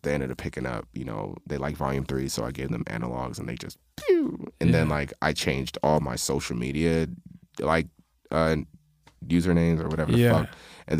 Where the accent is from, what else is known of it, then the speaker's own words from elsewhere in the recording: East Coast, United States; Nah, I'm from East Coast.